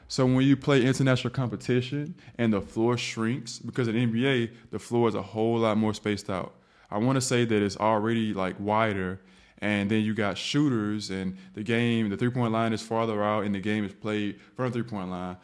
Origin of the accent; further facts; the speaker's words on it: the South, United States; I'm from the South.